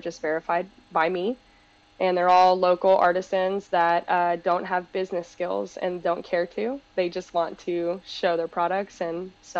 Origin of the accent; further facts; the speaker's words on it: Panama; now in United States; And we're Latino, we're from Panama, and we immigrated here together.